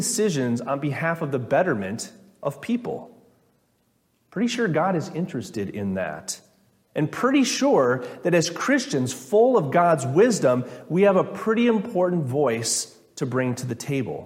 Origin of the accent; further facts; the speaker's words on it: Minnesota, United States; I'm from Minnesota